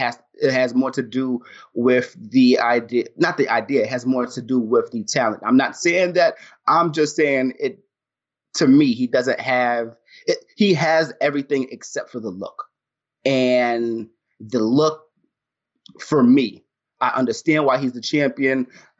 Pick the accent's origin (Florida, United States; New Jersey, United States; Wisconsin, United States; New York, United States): New York, United States; me being a black dude, me being a New Yorker, me being somebody who holds himself in a certain type of way.